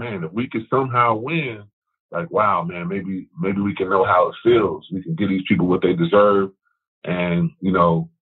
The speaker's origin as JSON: {"language": "English", "town": "Chicago", "region": "Illinois", "country": "United States", "tie": "born or raised there", "said": "growing up in Chicago"}